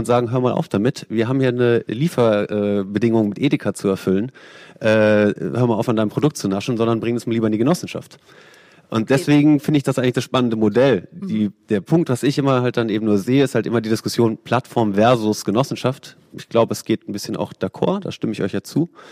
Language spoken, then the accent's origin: German; Freiburg im Breisgau, Baden-Württemberg, Germany; Ich komme selber aus Freiburg im Baden, schöne Weinbauregion.